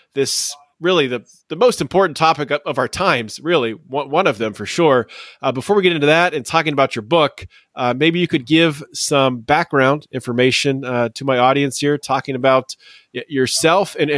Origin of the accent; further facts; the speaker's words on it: United States; Living and growing up in the United States